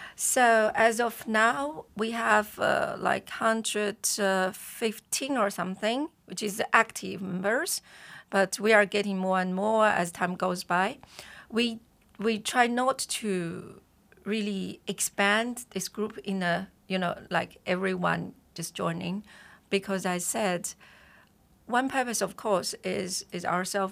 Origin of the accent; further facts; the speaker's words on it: China; moved away; we are Chinese